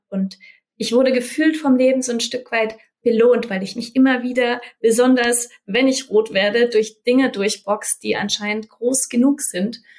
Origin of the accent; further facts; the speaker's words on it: Germany; ich bin in Deutschland geboren